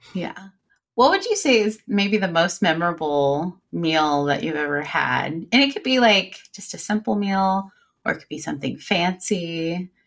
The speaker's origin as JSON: {"language": "English", "region": "Illinois", "country": "United States", "tie": "born or raised there", "moved": "yes", "lives_now": "Cincinnati, United States", "said": "I grew up in Illinois"}